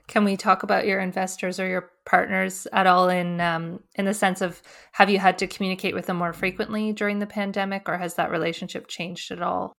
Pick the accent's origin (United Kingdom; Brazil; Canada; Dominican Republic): Canada; also born or lived in Australia; as a Canadian